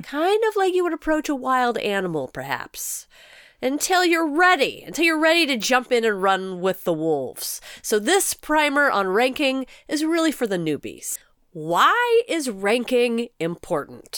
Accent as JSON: {"language": "English", "country": "United States", "said": "as an American"}